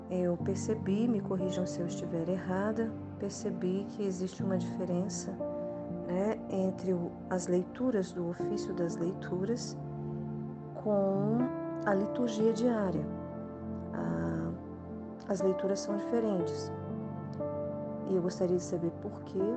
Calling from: Brasília, Federal District, Brazil; sou aqui de Brasília, Distrito Federal.

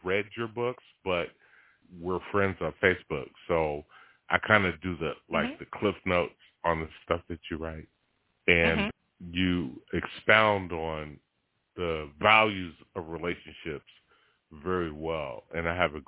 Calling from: Stone Mountain, Georgia, United States; I'm from Stone Mountain, Georgia.

